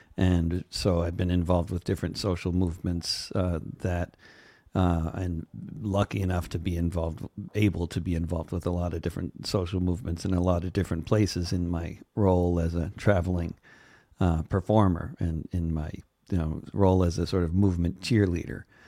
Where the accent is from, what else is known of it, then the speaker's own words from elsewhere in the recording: suburbs of New York, United States; moved away; also born or lived in Germany; I grew up in a post-anti-Semitic society called the suburbs of New York